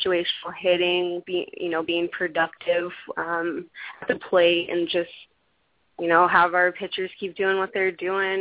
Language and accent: English; California, United States; now in Washington, United States; I'm from California, and so I know what it's like there